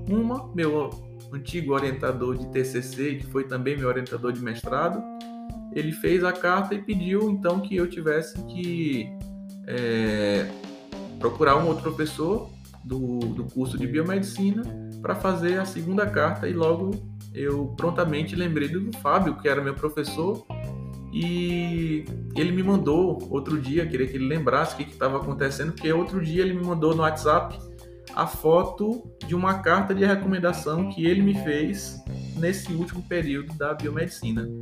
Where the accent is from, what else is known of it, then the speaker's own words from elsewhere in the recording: Bacabal, Maranhão, Brazil; moved away as an adult; now in Parnaíba, Brazil; sou maranhense, tá? Nascido e criado no interior do Maranhão, numa cidade chamada Bacabal